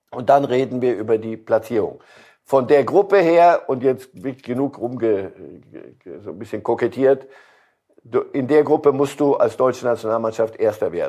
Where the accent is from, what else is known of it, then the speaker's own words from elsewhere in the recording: Switzerland; Ähm, die Schweiz, als Schweizer Staatsbürger kann ich Ihnen sagen, äh, nichts ist den Schweizern lieber, als dem nördlichen Großkanton mal eine überzuziehen.